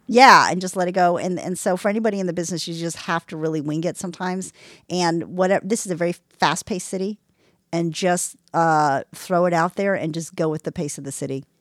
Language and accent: English; Texas, United States; I'm from Texas